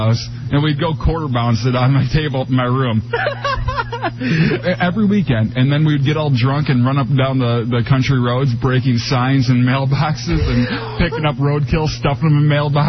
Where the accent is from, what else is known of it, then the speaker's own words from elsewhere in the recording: Michigan, United States; I'm from Michigan.